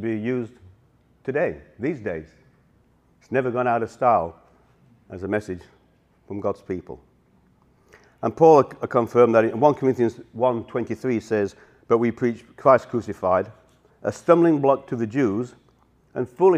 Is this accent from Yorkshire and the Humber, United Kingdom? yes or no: yes; Yorkshire and the Humber, United Kingdom; accent: Yorkshire; moved away; I'm originally from Yorkshire, so it's a Yorkshire accent.